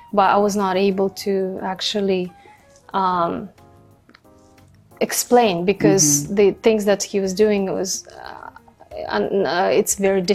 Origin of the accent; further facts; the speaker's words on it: Kazakhstan; first language Kazakh; English is a second language; moved away as an adult; also born or lived in United Kingdom / Dallas, Texas; this country is called Kazakhstan. Mm-hmm. I was raised in the family with four siblings, and I was the eldest one.